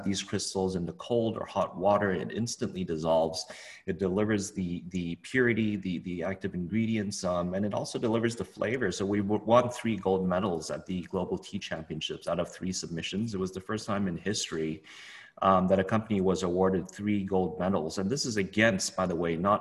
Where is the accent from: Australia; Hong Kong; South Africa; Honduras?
Hong Kong; I grew up in Hong Kong.